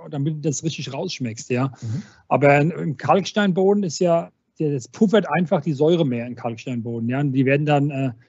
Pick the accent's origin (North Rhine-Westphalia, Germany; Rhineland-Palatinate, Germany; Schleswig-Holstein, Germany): Rhineland-Palatinate, Germany; Weinolsheim; ich komme ja aus Weinholzheim, wir sind, wir sind 700 Einwohner, bei uns kennt noch jeder jeden.